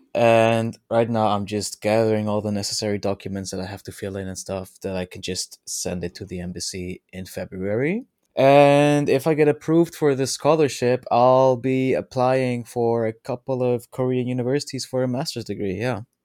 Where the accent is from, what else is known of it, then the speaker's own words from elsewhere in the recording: Netherlands; I'm from the Netherlands